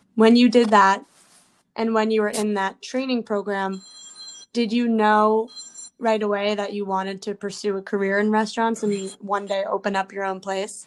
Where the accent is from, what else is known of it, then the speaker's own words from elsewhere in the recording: New York City, New York, United States; I'm a New Yorker as well